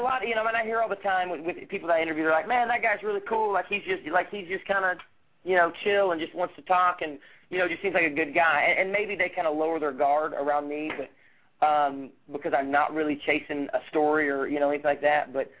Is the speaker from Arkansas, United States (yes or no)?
yes; Fort Smith, Arkansas, United States; now in Los Angeles, United States; I came out here from Fort Smith, Arkansas, after I graduated from the University of Arkansas, and came out on vacation to Hermosa Beach for the summer.